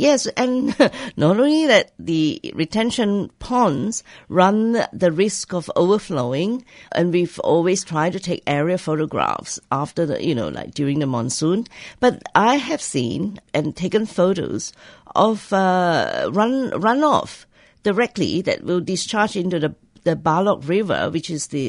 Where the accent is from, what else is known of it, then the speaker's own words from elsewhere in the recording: Kuantan, Pahang, Malaysia; But it is still bad in that it gave Kuantan, as my hometown, a very bad reputation.